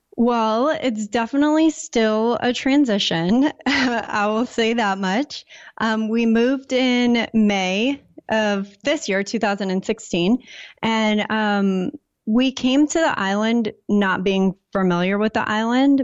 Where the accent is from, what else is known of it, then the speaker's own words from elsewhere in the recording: San Diego, California, United States; moved away as an adult; also born or lived in Portland, Maine; I grew up in San Diego, very typical, like, go to school, get a job.